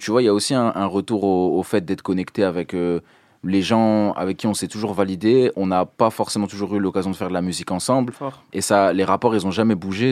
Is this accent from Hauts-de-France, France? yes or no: yes; Dunkirk, Hauts-de-France, France; je viens de Dunkerque